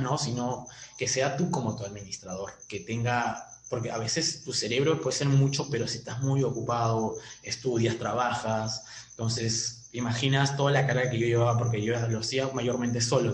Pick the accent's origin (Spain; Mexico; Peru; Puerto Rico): Peru; se nos dio la locura de poder salir del Perú